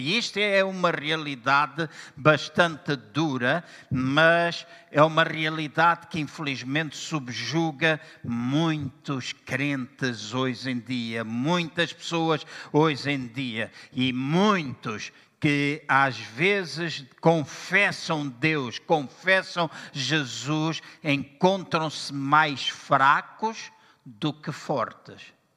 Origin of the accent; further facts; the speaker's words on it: Angola; also born or lived in Lisbon, Portugal / Aveiro, Portugal; now in Portugal; Eu nasci em Angola também e na minha terra, às oito da manhã, das oito às nove, era culto de oração